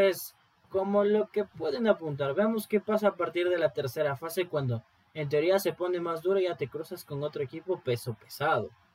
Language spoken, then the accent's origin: Spanish; Ecuador; como ecuatoriano